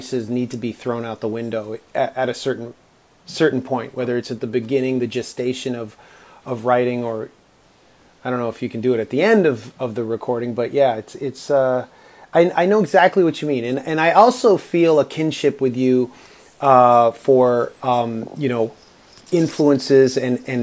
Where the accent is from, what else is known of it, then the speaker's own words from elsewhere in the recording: Toronto, Ontario, Canada; I grew up in Toronto